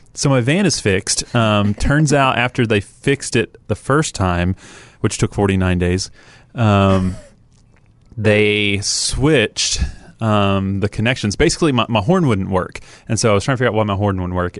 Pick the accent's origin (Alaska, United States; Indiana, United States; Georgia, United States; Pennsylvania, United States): Georgia, United States; Atlanta; moved away; I grew up in Atlanta